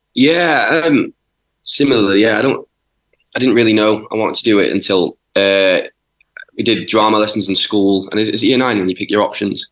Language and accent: English; Yorkshire and the Humber, United Kingdom; I'm from South Yorkshire